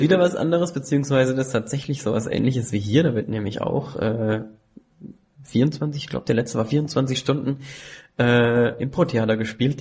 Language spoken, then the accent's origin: German; Landau, Rhineland-Palatinate, Germany; Ich bin ein echter Pelzer. Ähm, ich bin in Landau geboren